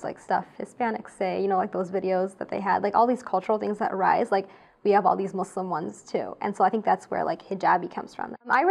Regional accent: United States; I grew up in America

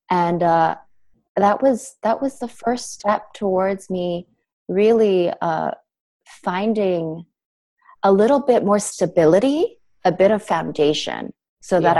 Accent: Canada; also born or lived in United States; I ended up, I'm from Canadian. So I ended up leaving my life in the States, which I had lived in for 12 years

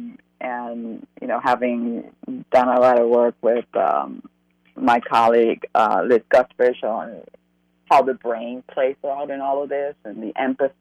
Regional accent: Cuba; now in United States; I went back to Cuba after 49 years. And and I came in as a Cuban national, not as an American citizen. Long story. We left before 1970

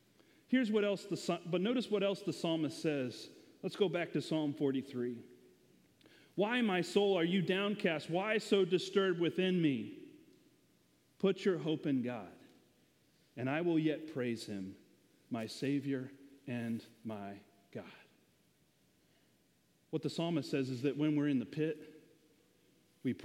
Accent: the South, United States; accent: southern; my little southern accent

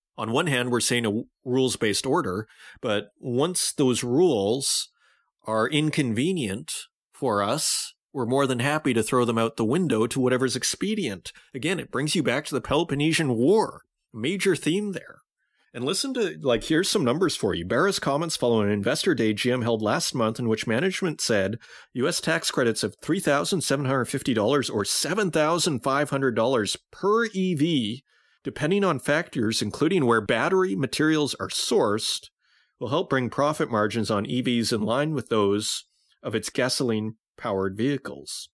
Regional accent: Saskatoon, Saskatchewan, Canada; moved away; Saskatoon, Saskatchewan, my hometown, in the room where I grew up

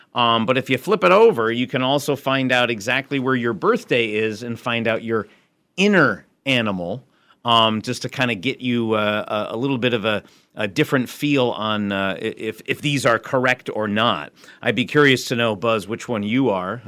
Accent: Springfield, Massachusetts, United States; moved away as an adult; also born or lived in Shanghai, China; I'm originally here from Springfield

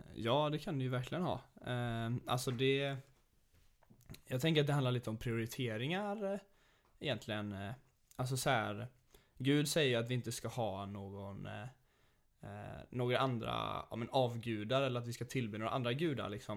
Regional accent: Sweden; vi som är svenskar

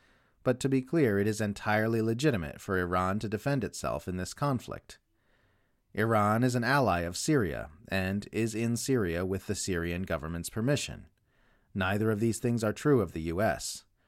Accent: Australia; If you're wondering why I've been writing so much about my home country lately instead of focusing on the hub of the empire in the US like I normally do, that's why.

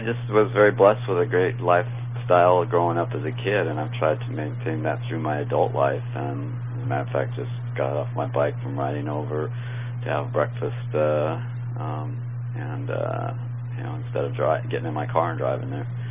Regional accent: Manhattan Beach, California, United States; I grew up in Manhattan Beach and lived in Hermosa and now Redondo for the past 20 years

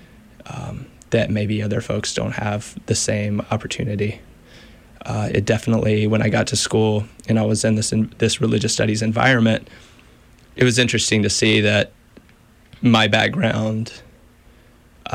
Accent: Stuart, Virginia, United States; moved away as an adult; also born or lived in North Carolina; I'm from Southwestern Virginia, a very small town called Stuart

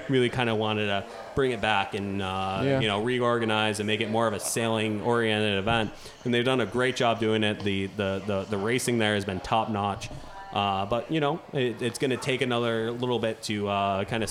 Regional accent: Youngstown, New York, United States; I'm from Youngstown, New York

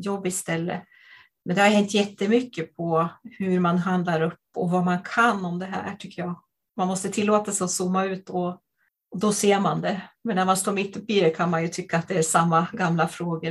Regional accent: Jämtland, Sweden; jag kommer från eh, Jämtland

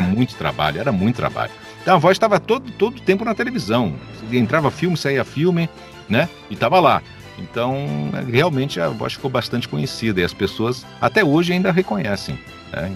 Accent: Caxias do Sul, Rio Grande do Sul, Brazil; moved away; also born or lived in Rio de Janeiro; aqui onde eu estou, que é a minha terrinha natal, Caxias do Sul. Mudei para cá em 2008

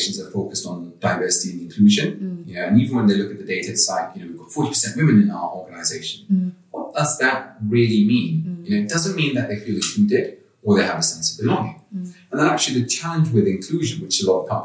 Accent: Kenya; also born or lived in London; now in outside London, United Kingdom; I'm actually from Kenya, East Africa. And live outside of London now

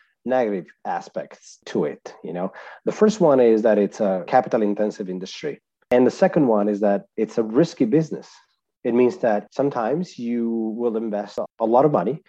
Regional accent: Italy; accent: Italian; I was born and raised in Italy, so that's where my accent is from as well

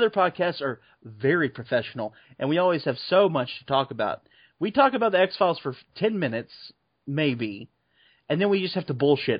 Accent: Travis Air Force Base, California, United States; I was born on Travis Air Force Base where they filmed Top Gun.

